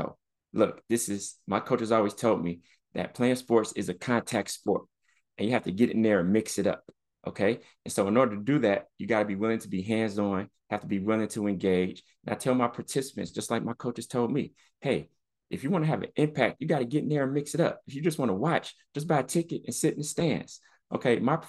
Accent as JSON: {"language": "English", "town": "Chicago", "region": "Illinois", "country": "United States", "tie": "born or raised there", "said": "And I've been in some scary situations growing up in the South Side of Chicago, you know, walking through different gang territories"}